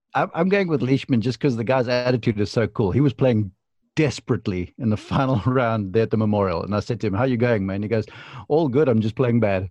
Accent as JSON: {"language": "English", "country": "South Africa", "moved": "yes", "said": "being former South African"}